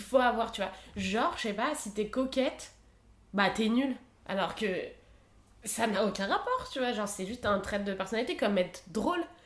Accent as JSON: {"language": "French", "area": "Isère", "region": "Auvergne-Rhône-Alpes", "country": "France", "tie": "born or raised there", "said": "je viens d'Isère, donc on était tout le temps à la montagne"}